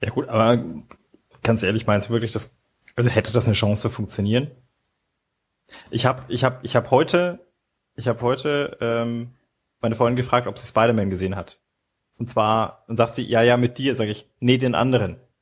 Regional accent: Nuremberg, Bavaria, Germany; als Nürnberger

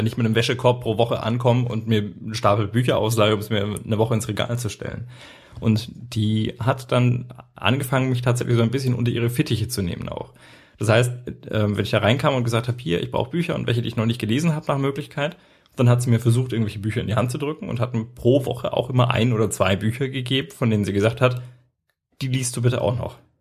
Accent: Erlangen, Bavaria, Germany; wir sind in Henlohe groß geworden

